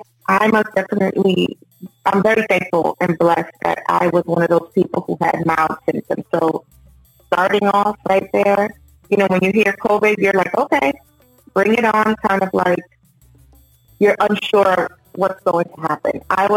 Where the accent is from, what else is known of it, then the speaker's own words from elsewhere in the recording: Puerto Rico; also born or lived in New York, United States; I was born in Puerto Rico, raised between Puerto Rico, New York, and now I reside over here in the Tampa area.